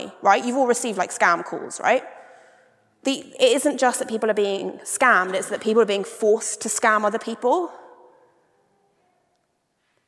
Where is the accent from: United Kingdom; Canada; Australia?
United Kingdom; as a British person